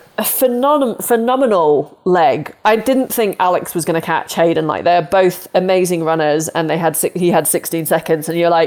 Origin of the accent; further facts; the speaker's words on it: United Kingdom; now in United States; I'm British